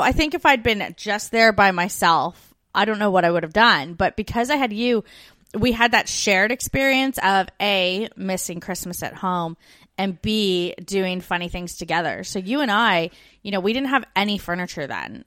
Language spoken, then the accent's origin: English; Canada; moved away as an adult; We're two Canadian expats now living in Australia in the U K